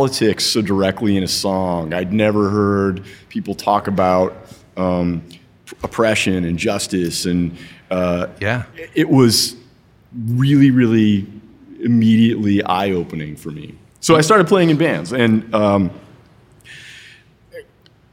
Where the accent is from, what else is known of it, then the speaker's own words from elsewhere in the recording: Evansville, Indiana, United States; I grew up in Evansville, Indiana